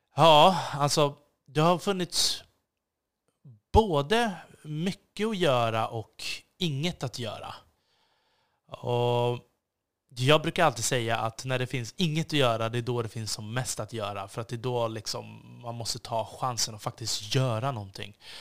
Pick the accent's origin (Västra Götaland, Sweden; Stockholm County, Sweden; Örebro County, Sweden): Stockholm County, Sweden; Stockholm; jag också ett ansvar som svensk och som stockholmare